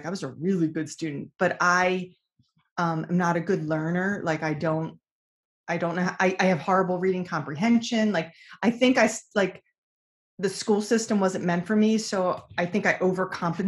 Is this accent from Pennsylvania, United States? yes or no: yes; King of Prussia, Pennsylvania, United States; moved away as an adult; also born or lived in San Francisco; I grew up in King of Prussia, Pennsylvania